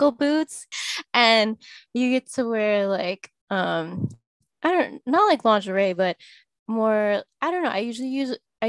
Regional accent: Syracuse, New York, United States; also born or lived in Jiangxi Province, China; now in Boston, United States; I grew up in like upstate New York around Syracuse

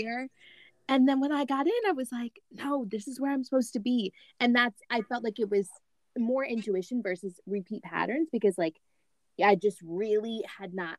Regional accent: Michigan, United States; I was born and raised in Michigan, but my parents are from Louisiana

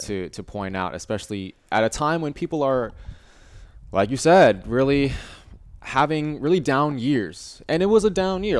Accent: Virginia, United States; moved away as an adult; now in Austin, United States; we're both from Virginia

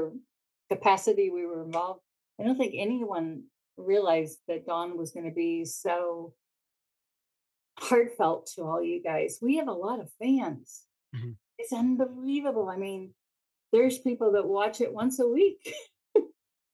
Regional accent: Pittsburgh, Pennsylvania, United States; moved away as an adult; now in Grand Rapids, United States; I was born and raised in Pittsburgh.

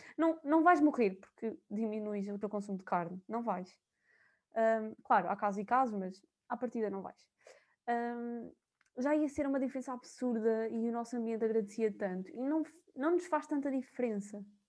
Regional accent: São João da Pesqueira, Viseu, Portugal; moved away as an adult; now in Coimbra, Portugal; eu sou de São João da Pesqueira, duvido que conheçam, mas é da zona de Viseu

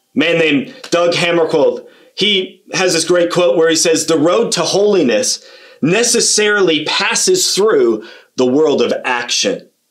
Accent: Kitchener, Ontario, Canada; also born or lived in Australia / Sweden; I grew up in Kitchener Waterloo

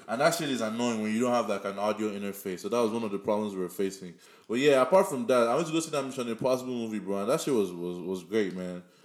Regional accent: Nigeria; accent: Nigerian; moved away

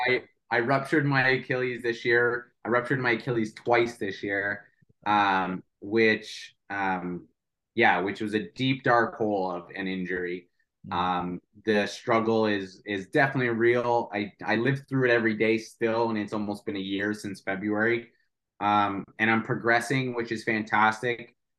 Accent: St. Catharines, Ontario, Canada; I'm from St. Catharines

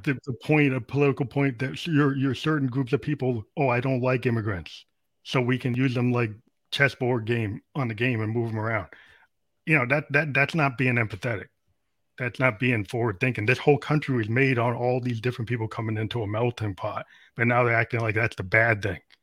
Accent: United States; in the U.S. today being an African American

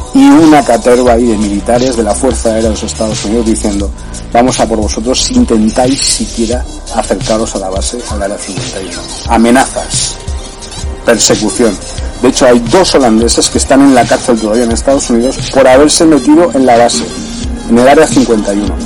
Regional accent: Granada, Andalusia, Spain; desde que era pequeño, desde, desde que estaba en mi pueblo en Granada.

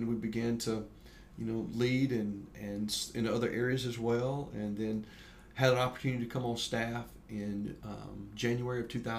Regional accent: Eclectic, Alabama, United States; also born or lived in Birmingham, Alabama; I grew up in Eclectic, okay. Alabama, not too far from here

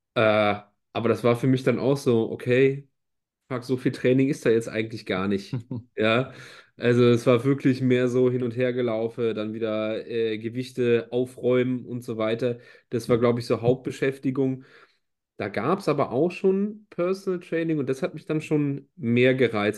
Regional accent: Rhineland, Germany; als Rheinländer

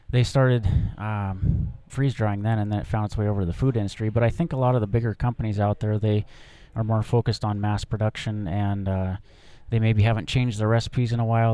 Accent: Helena, Montana, United States; also born or lived in Seattle; I'm a Montana native, fifth generation Montana guy. I grew up in Helena

